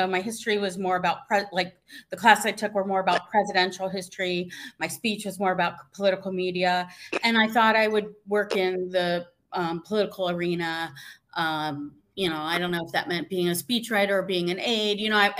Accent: Columbus, Ohio, United States; So I am from Ohio. Baldwin Wallace is a small suburb in Cleveland, Ohio. I'm from Columbus.

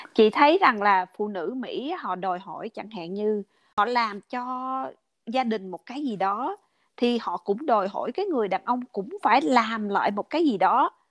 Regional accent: Vietnam; first language Vietnamese; now in United States; các người việt mình qua đây

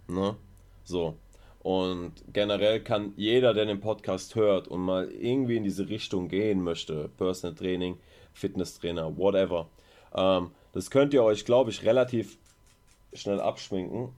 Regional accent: Mannheim, Baden-Württemberg, Germany; now in Ludwigshafen, Germany; ich komme gebürtig aus ähm, Mannheim

